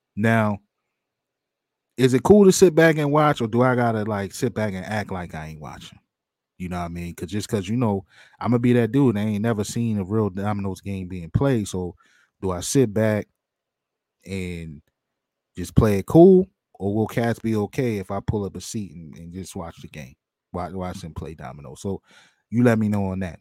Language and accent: English; outside of Baltimore, Maryland, United States; I grew up on the outside of Baltimore